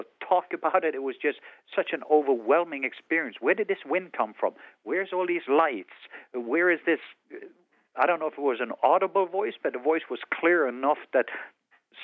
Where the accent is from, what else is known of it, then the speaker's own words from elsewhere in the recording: southwest coast, Norway; English is a second language; moved away; I was born in Norway on the southwest coast. That's why I have an accent.